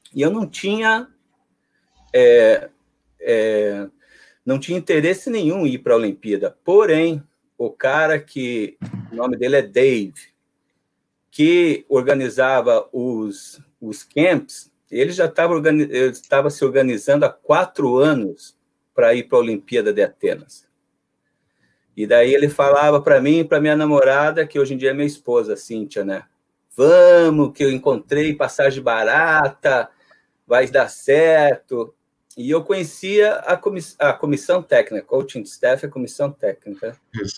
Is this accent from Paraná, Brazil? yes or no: yes; Paranaguá, Paraná, Brazil; moved away as an adult; also born or lived in Curitiba; now in United States; Eu cresci em Paranaguá, uma cidade do interior do Paraná, próxima a Curitiba mas fui estudar em Curitiba para fazer o segundo grau lá.